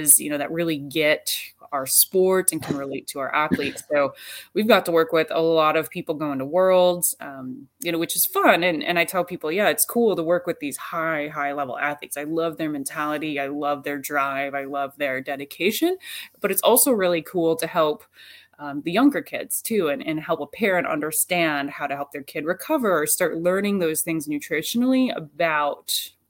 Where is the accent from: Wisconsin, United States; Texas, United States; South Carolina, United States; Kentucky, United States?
Wisconsin, United States; I'm from Wisconsin.